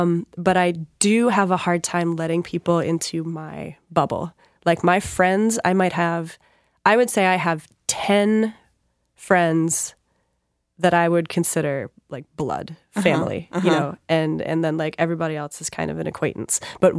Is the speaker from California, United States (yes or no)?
no; Washington, United States; born there; also born or lived in Georgia / New York; So I was born in Washington State. We went to Georgia. Then we lived in upstate New York. My dad was part of the first Gulf War. So I remember he was deployed. Then we went back to Georgia, then back to Washington.